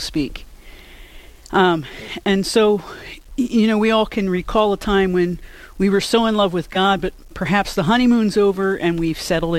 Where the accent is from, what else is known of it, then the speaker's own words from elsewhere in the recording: Philadelphia, Pennsylvania, United States; now in Yankton, United States; I'm a Yankton Benedictine sister. I teach here at Mount Marty. I'm originally from Philadelphia